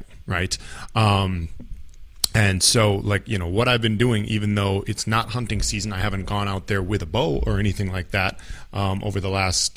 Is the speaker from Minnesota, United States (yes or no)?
yes; Minnesota, United States; I'm from Minnesota in the northern part of the United States